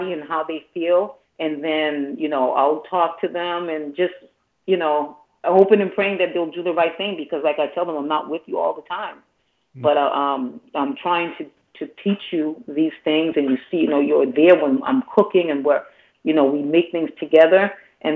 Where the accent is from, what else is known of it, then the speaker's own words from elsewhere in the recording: Boston, Massachusetts, United States; I actually started off in bilingual class, even though I was born in Boston, because my family, you know, just came from Haiti